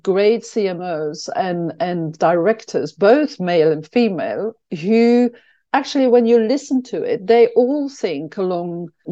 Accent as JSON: {"language": "English", "country": "Belgium", "moved": "yes", "lives_now": "London, United Kingdom", "said": "I'm from Belgium"}